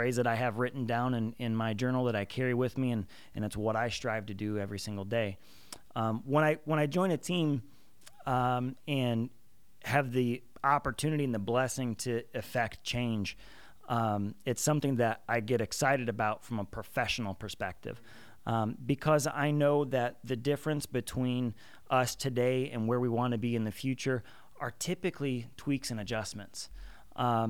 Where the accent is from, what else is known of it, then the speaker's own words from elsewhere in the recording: Chicago, Illinois, United States; I'm actually from the Chicagoland area and grew up in a blue-collar household